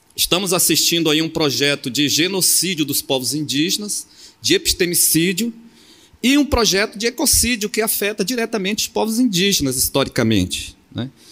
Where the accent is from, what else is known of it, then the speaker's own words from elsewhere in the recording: Amapá, Brazil; now in Porto Seguro, Brazil; Eu sou do Amapá, da fronteira com a Guiana Francesa, Suriname, e estou morando na, em Porto Seguro, na Bahia